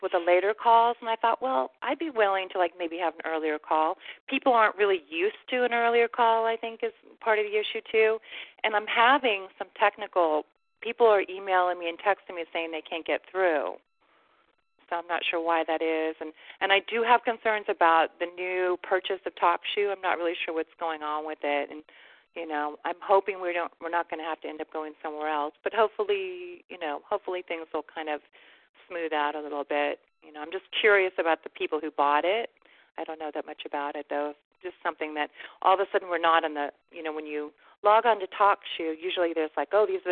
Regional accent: HEB area, Texas, United States; I actually grew up in the HDB area

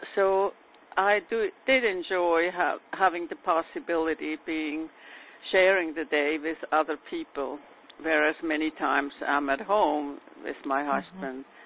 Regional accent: New York City, New York, United States; I'm from New York City

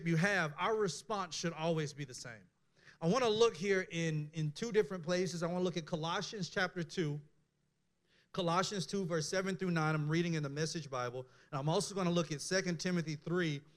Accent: Mississippi, United States; I was born in Mississippi

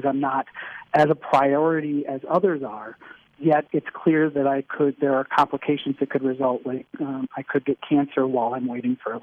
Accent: Michigan, United States; moved away; I'm from Michigan originally

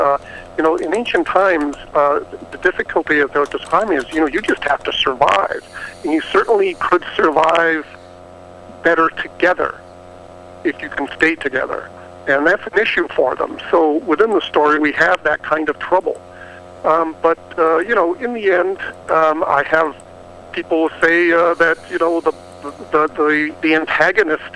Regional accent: Plymouth, Massachusetts, United States; I grew up in Boston uh, in the Plymouth area

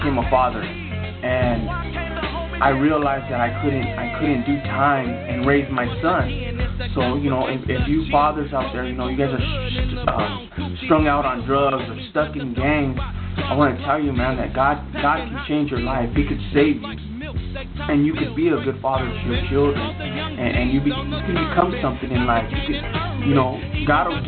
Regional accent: San Diego, California, United States; I'm from San Diego, California, born and raised

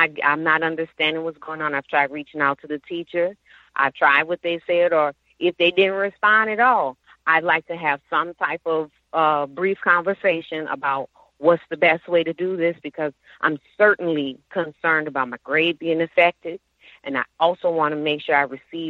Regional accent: New Orleans, Louisiana, United States; I'm from New Orleans

